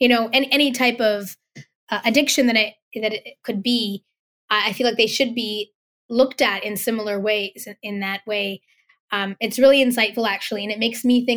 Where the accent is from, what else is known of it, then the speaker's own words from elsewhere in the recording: Vancouver, British Columbia, Canada; I grew up in Vancouver